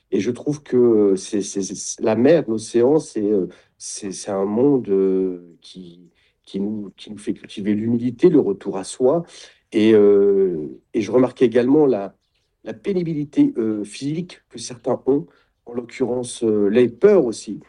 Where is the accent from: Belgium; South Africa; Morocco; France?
France; Champagne-Ardenne, Grand Est; moved away; also born or lived in Nord; je suis de Champagne-Ardenne